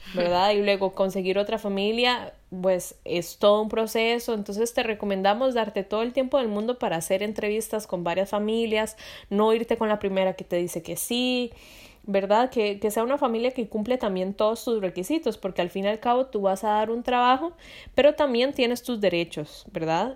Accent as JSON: {"language": "Spanish", "country": "Costa Rica", "moved": "as an adult", "lives_now": "Europe", "said": "yo soy de Costa Rica, aquí en Europa"}